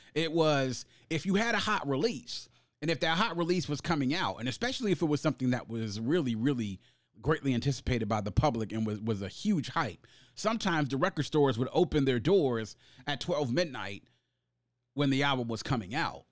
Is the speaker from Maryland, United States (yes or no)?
yes; Prince George's County, Maryland, United States; growing up in Prince George's County, which was and still is a predominantly black county